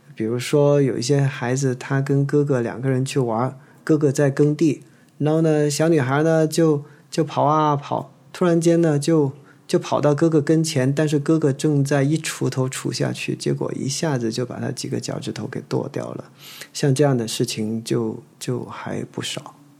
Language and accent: Chinese; Guangzhou, Guangdong, China; 我是来自广州的一名麻醉科医生，现年四十二岁